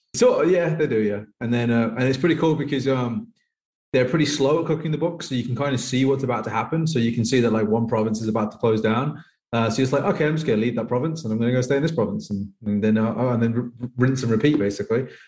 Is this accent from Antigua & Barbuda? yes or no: no; England, United Kingdom; moved away as an adult; now in Thailand; I'm from England